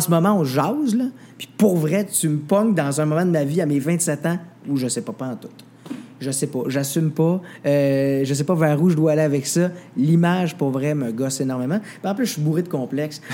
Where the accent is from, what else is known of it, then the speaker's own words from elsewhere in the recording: Saint-Élie-de-Caxton, Quebec, Canada; je viens d'un village. Je viens de Saint-Élie-Caxton. Je suis un gars de bois.